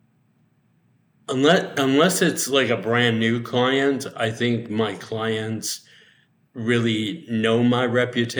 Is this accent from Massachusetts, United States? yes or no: yes; Medford, Massachusetts, United States; now in Palm Springs, United States; I grew up in Medford, Massachusetts, which was maybe 5 miles north of Boston